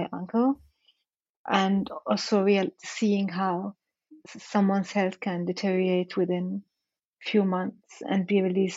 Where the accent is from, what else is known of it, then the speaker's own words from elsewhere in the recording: Rabat, Rabat-Salé-Kénitra, Morocco; moved away; I grew up in Morocco